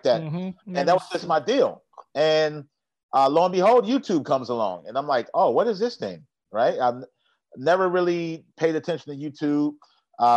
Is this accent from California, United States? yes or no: no; Atlanta, Georgia, United States; also born or lived in Gary, Indiana; So I claim ATL as home, even though some folks try to tell me I can't, but I know I can because I grew up here, baby